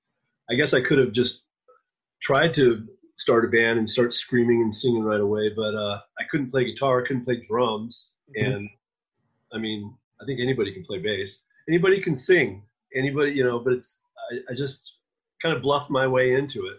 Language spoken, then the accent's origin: English; Oregon, United States; also born or lived in Eugene, Oregon / Portland, Oregon; I was born in Oregon